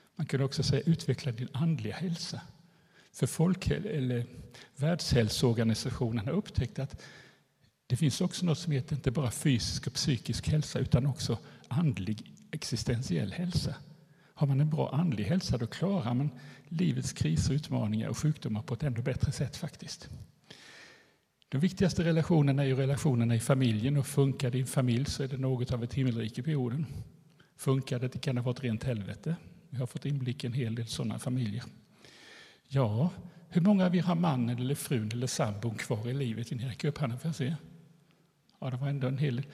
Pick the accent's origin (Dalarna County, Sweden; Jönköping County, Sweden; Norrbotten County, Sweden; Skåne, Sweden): Jönköping County, Sweden; Eksjö; also born or lived in Nässjö; Jag kommer från Eksjö där jag bor sedan ett par år tillbaka men annars har jag bott och jobbat i Nässjö som skolpsykolog i hela mitt liv